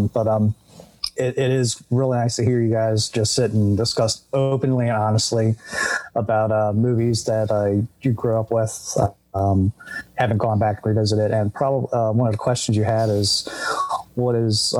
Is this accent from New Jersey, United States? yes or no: no; Maryland, United States; I'm from Maryland. I grew up here, lived here, I work here